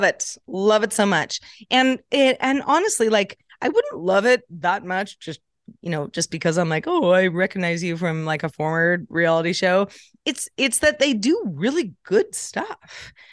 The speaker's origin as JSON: {"language": "English", "town": "Sebastopol", "region": "California", "country": "United States", "tie": "born or raised there", "said": "I grew up in, uh, Northern California, um, in a small town called Sebastopol"}